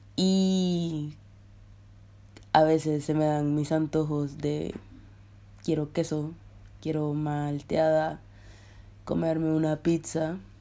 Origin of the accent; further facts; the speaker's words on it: Colombia; now in Russia; Vivo en Rusia, soy colombiana